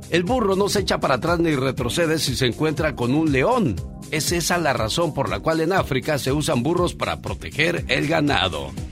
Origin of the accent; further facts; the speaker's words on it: León, Guanajuato, Mexico; moved away; porque un día salí de León, Guanajuato, pero León, Guanajuato nunca salió de mí.